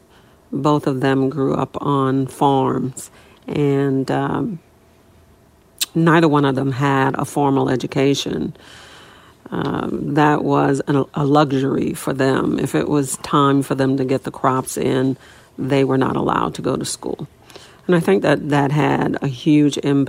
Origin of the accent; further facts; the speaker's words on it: New Orleans, Louisiana, United States; also born or lived in Tylertown, Mississippi; I was actually born in a tiny town called Tylertown, Mississippi. And my parents, both father and mother, were from there, sharecroppers. We left Mississippi when I was about 4 years old and moved to New Orleans, which is where I grew up